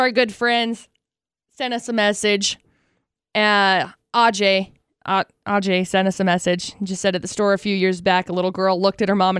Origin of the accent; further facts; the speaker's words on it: Utah, United States; got asked a lot if like we were from Utah, if we had, because they said, where are you from? We said Utah.